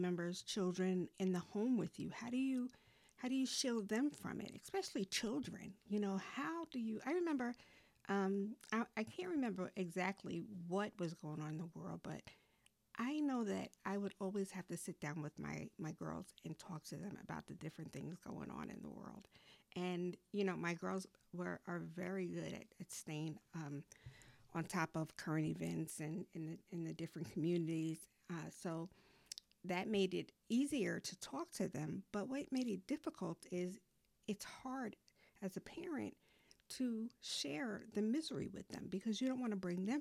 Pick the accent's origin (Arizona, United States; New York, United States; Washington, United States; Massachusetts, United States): New York, United States; now in North Carolina, United States; my hometown, New York